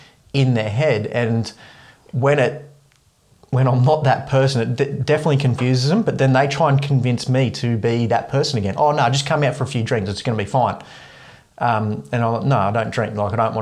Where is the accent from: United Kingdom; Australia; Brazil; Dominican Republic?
Australia; Ulladulla, New South Wales; moved away as an adult; So I moved away from Ulladulla when I was 19.